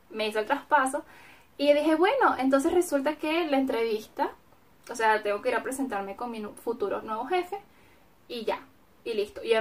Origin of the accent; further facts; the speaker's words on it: Venezuela; now in Germany; si yo soy venezolana y pues simplemente vengo a Alemania por